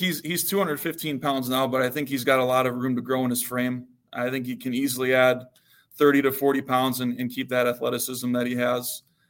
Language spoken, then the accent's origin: English; Illinois, United States; I grew up in the Chicago suburbs, so I was around some pretty good football growing up too. A lot of Big Ten players that came out of our area